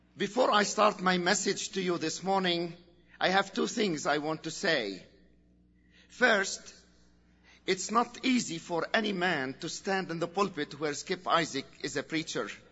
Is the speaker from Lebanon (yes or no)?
yes; Lebanon; in Lebanon we are a free country